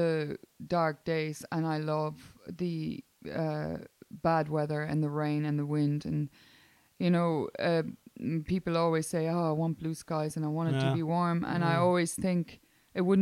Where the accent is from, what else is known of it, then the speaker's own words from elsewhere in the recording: Kamp-Lintfort, North Rhine-Westphalia, Germany; I am born in Kamp-Lintfort, which is the nearest city to that would be Düsseldorf. So I'm Niederrhein.